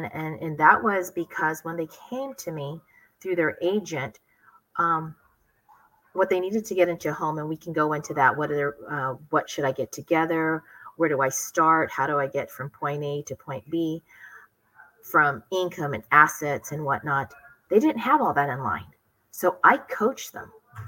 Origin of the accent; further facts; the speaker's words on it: San Diego, California, United States; also born or lived in Philippines / Hawaii; I grew up in Hawaii until I was about 5-6 years old. And then I grew up the rest of the time in San Diego.